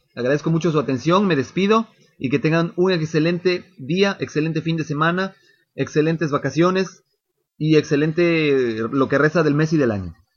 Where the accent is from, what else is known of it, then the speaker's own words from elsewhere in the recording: Mexico; como mexicanos